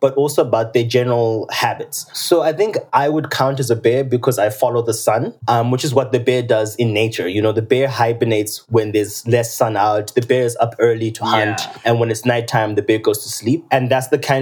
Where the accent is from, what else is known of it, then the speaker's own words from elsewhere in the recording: Zimbabwe; moved away as an adult; now in Calgary, Canada; I'm from Zimbabwe, and that's where I've lived most of my days.